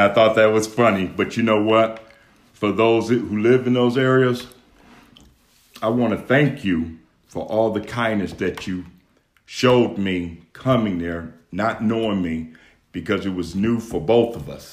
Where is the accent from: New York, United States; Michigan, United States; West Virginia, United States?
Michigan, United States; Detroit; I'm from Detroit, Michigan